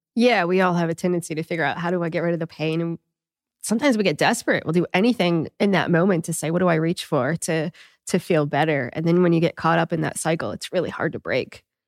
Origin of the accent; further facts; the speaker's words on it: New England, United States; I'm from New England too